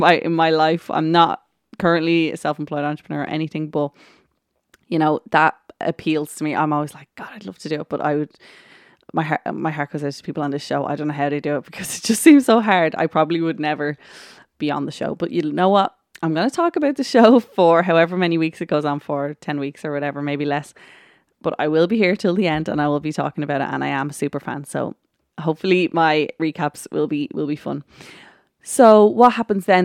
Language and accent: English; Ireland; I am Irish